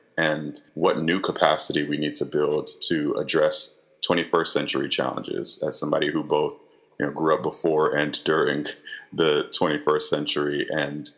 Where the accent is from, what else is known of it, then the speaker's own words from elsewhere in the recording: Gwinnett County, Georgia, United States; I grew up in Gwinnett County at a time when it was changing so much